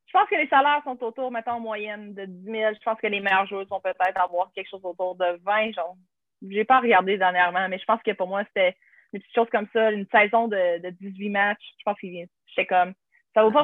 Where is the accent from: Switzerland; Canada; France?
Canada; Charlevoix, Quebec; en grandissant, justement, à Charlevoix